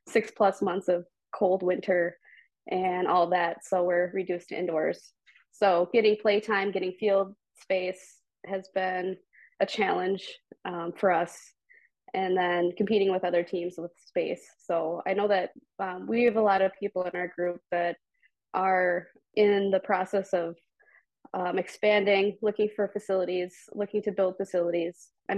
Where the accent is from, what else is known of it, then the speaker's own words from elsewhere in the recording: Woodbury, United States; Even here in my hometown of Woodbury, we have men's leagues, women's leagues, but mostly tennis ball leagues.